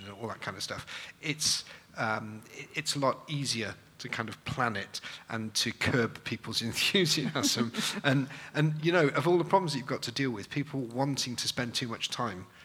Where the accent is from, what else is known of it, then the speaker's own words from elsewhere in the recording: Manchester, North West England, United Kingdom; I'm from Manchester